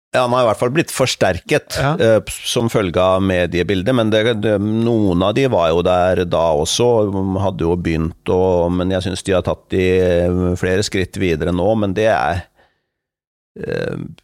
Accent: Fredrikstad, Østfold, Norway; min hjemby Fredrikstad.

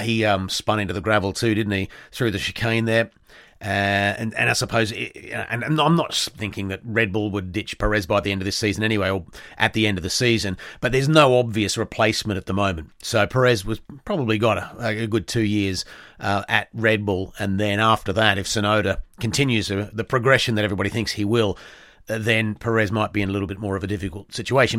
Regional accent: Australia; being an Australian

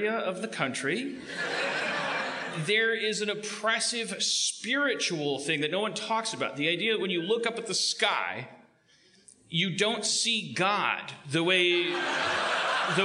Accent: Milwaukee, Wisconsin, United States; moved away; I'm afraid to go back to my hometown, so this is as close as we'll ever get. I don't know how they'd react to me if I ever went back to Milwaukee

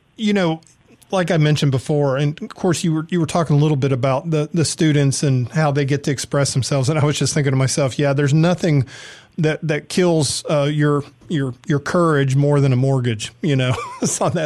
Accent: Atlanta, Georgia, United States; also born or lived in San Diego; now in Oxford, United States; I'm from Atlanta

